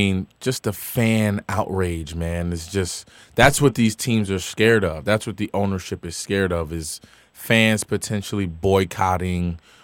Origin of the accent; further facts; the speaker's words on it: Paterson, New Jersey, United States; I'm from Patterson. It's all good.